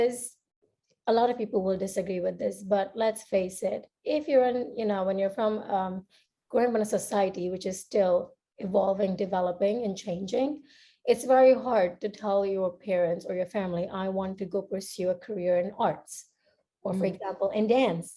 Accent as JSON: {"language": "English", "country": "India", "tie": "born or raised there", "also_born_or_lived": "United States", "moved": "as an adult", "said": "So I am Indian and I grew up in India. I spent most of my childhood growing there"}